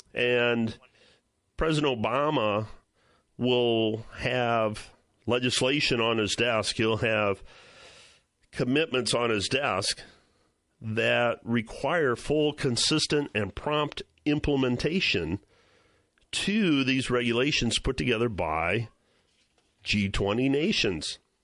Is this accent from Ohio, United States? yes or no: yes; Ohio, United States; Cleveland, Ohio, my home state